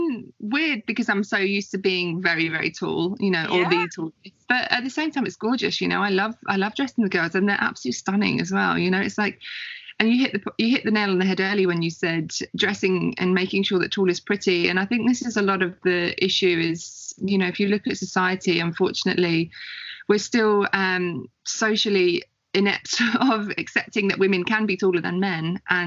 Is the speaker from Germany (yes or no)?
no; England, United Kingdom; now in Australia; I'm originally English. I'm English born and bred. And I guess you class me as an expat living in Australia.